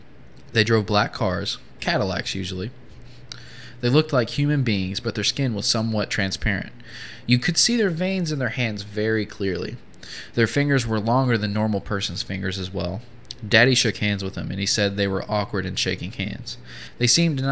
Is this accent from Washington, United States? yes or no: no; Appalachian Mountains in Kentucky, United States; I grew up in the Appalachian Mountains in Kentucky